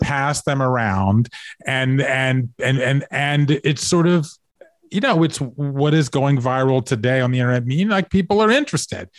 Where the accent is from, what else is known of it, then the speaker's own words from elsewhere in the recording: Savannah, Georgia, United States; moved away as an adult; I grew up, you know, in in in Savannah, Georgia, right, in a suburb